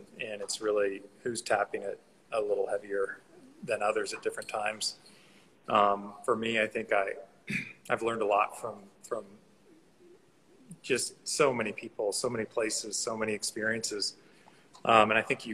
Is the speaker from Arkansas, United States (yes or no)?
yes; Arkansas, United States; moved away; also born or lived in Los Angeles; Grew up in Arkansas